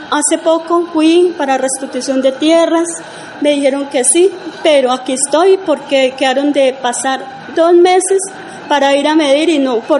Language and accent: Spanish; San Fernando, Tolima, Colombia; moved away; Eh, yo salí como desplazada de San Fernando, Tolima, es un corregimiento que pertenece al Líbano, Tolima.